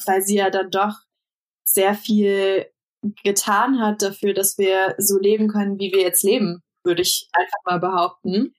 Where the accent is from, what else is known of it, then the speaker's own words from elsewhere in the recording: Bonn, North Rhine-Westphalia, Germany; moved away; Ich komme ja aus Bonn ursprünglich